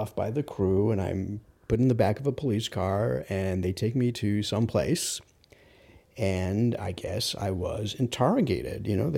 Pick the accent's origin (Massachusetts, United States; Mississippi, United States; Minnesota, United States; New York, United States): New York, United States; New York City; I'm from Rockaway, so I know this geography very well